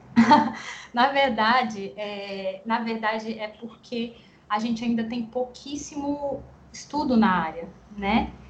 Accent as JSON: {"language": "Portuguese", "town": "Guarulhos", "region": "São Paulo", "country": "Brazil", "also_born_or_lived": "Ribeirão Preto", "moved": "as an adult", "lives_now": "João Pessoa, Brazil", "said": "Eu sou de Guarulhos, São Paulo, mas moro em João Pessoa, aqui na Paraíba, há dois anos e meio"}